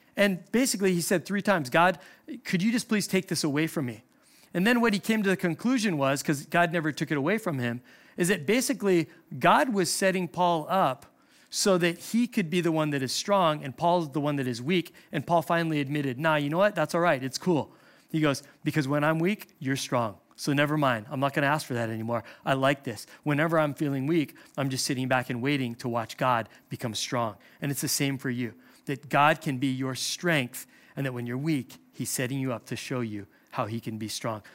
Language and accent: English; Hawaii, United States; I'm from Hawaii.